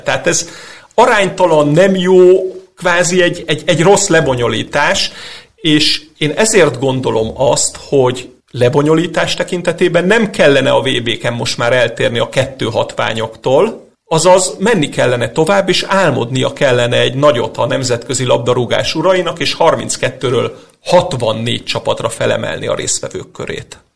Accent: Hungary; mint magyar labdarúgó szurkoló

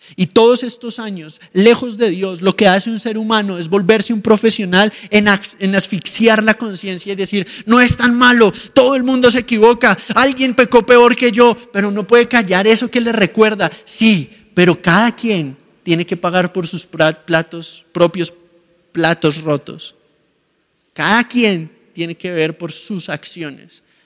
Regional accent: Colombia; mi país, en Colombia

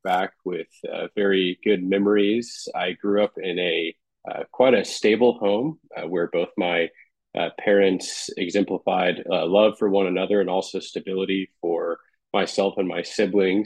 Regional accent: Bakersfield, California, United States; now in Carmel, United States; I grew up on the West Coast. So I grew up in California, Bakersfield, which is right in the center of the state.

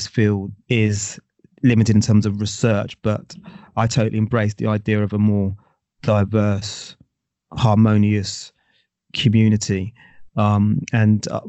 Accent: Basingstoke, South East England, United Kingdom; also born or lived in London; my sort of family are sort of West Indies, but I was born in London, but raised in Basingstoke

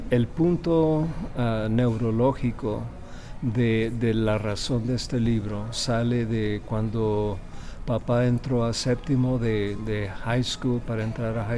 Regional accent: Torreón, Coahuila, Mexico; born there; es fascinante para mí volver a regresar a la tierra donde yo nací, en Torreón

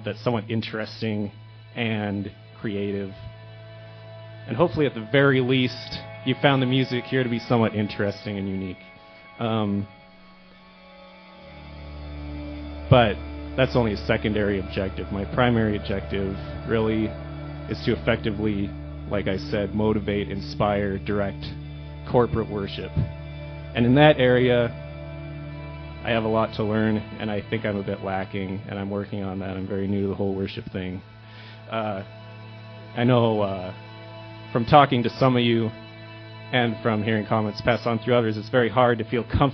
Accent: Billings, Montana, United States; now in Helena, United States; I'm from Billings

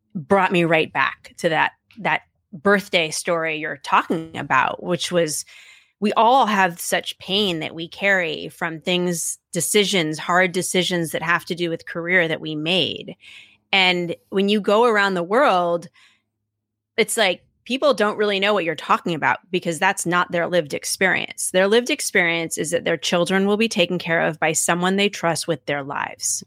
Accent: Seattle, Washington, United States; now in Washington, D.C., United States; where I grew up in Seattle

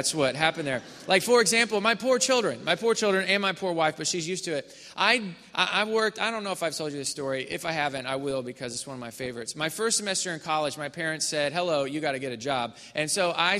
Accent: Missouri, United States; now in Houston, United States; my parents' church, the church that I grew up in Missouri.

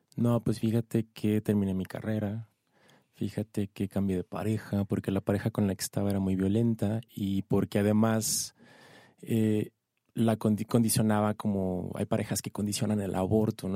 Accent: Ciudad Juárez, Chihuahua, Mexico; now in Mexico City, Mexico; Yo soy de Ciudad Juárez, de Chihuahua

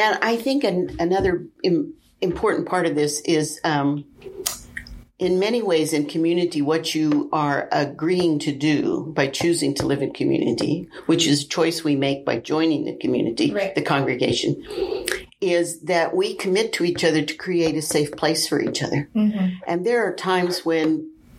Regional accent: Wichita, Kansas, United States; moved away as an adult; now in St. Louis, United States; I'm from the Wichita area. We're living in St. Louis.

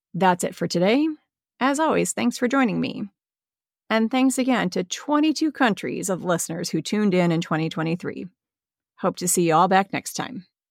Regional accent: Midwest, United States; I'm a Midwesterner, and in the Midwest, we use the word guys as interchangeable with people.

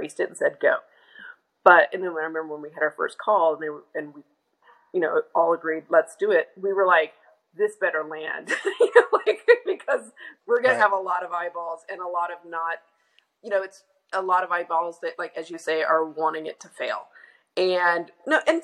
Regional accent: Oklahoma, United States; I grew up in Oklahoma

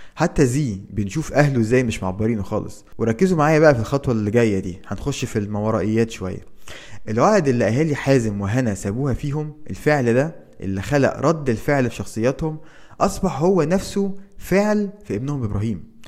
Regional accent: Egypt; وعندنا في مصر

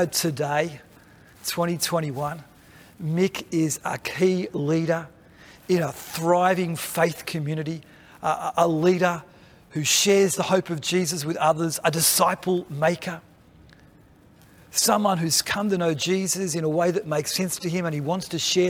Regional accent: Australia; we partner together as Australian Baptists

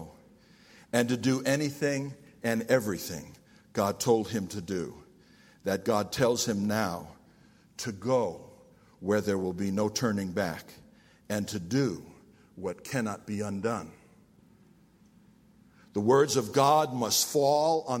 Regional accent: New York, United States; I'm from New York

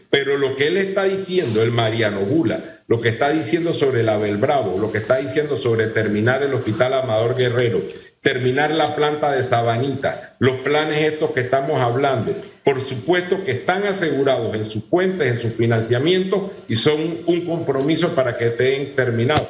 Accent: Panama; desde hace 200 años somos panameños

